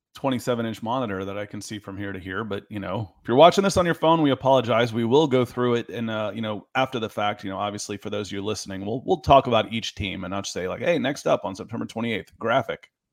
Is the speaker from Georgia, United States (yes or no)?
yes; Marietta, Georgia, United States; I grew up in East Cobb, Marietta